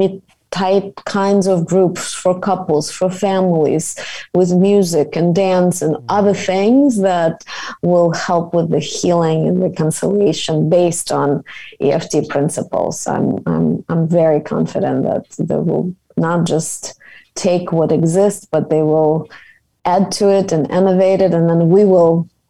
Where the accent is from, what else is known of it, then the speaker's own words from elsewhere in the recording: Kyiv, Ukraine; moved away as an adult; I'm myself from Kiev. I immigrated, as you know, when I was 22